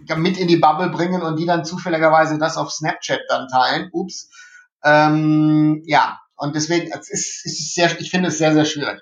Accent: Germany; also born or lived in Remscheid; bei uns in Deutschland

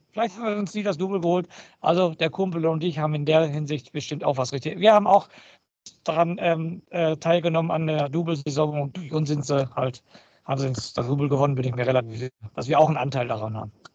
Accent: Germany; Bei uns in Deutschland

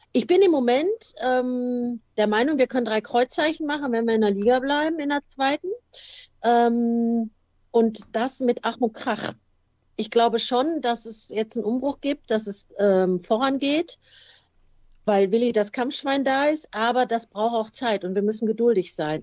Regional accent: Gelsenkirchen, North Rhine-Westphalia, Germany; also born or lived in Hamburg; ich bin tatsächlich eine waschechte Gelsenkirchnerin. Ich bin ähm, ähm, super Jahrgang 63 in Gelsenkirchen geboren und bin eigentlich auch nie weiter weggekommen

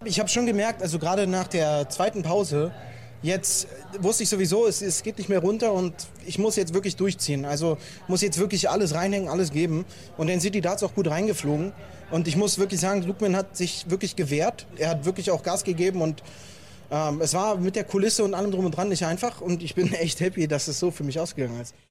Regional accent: Germany; ich als deutscher Gegenspieler

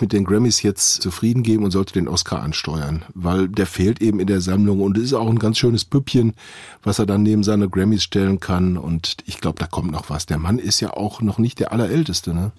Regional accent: Witten, North Rhine-Westphalia, Germany; in meiner Heimatstadt Witten

